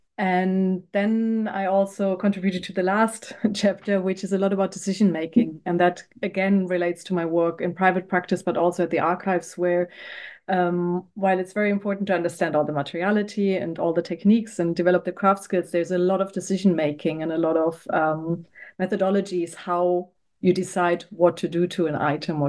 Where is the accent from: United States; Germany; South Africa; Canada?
Germany; Hesse; English is a second language; also born or lived in Berlin; I'm actually from Germany. I grew up outside in a smaller town next to Frankfurt in West Germany, and then studied art history and history in Berlin.